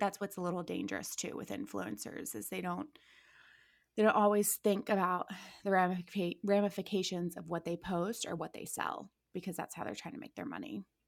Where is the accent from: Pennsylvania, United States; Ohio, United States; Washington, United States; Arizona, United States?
Ohio, United States; Akron; moved away as an adult; also born or lived in Orange County, California; now in Los Angeles, United States; I'm born and raised in Akron, Ohio.